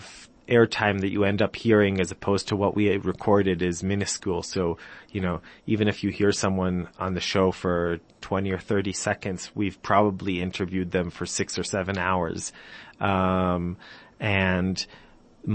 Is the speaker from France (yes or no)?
no; Jerusalem, Jerusalem District, Israel; also born or lived in United States / England; I'm from Jerusalem. I grew up in Jerusalem.